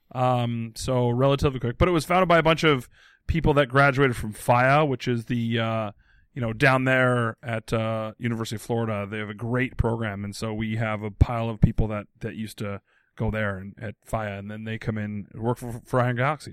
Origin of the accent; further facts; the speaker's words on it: Abbotsford, British Columbia, Canada; moved away; in my hometown of Abbotsford, B C